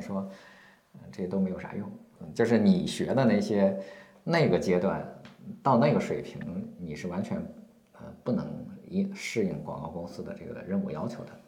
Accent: Shandong, China; moved away as an adult; also born or lived in Xi'an / Tianjin; 我今年四十七岁。啊，然后我老家是山东的

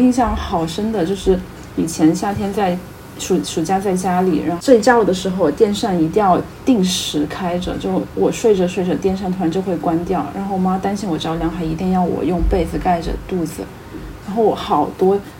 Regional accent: Guizhou, China; 我老家是贵州的嘛，

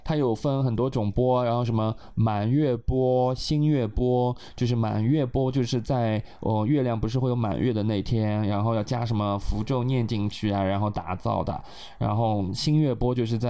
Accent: Tibet, China; 然后我想，我们西藏人真的会这个东西吗？然后我就很好奇的跑过去看，然后发现我们的西藏没有这些东西。

